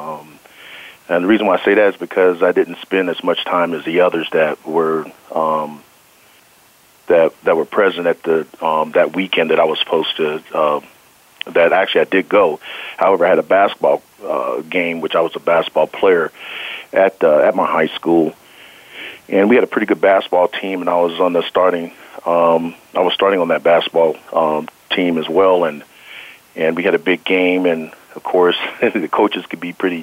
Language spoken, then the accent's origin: English; Denver, Colorado, United States; I'm from Denver, and I was born and raised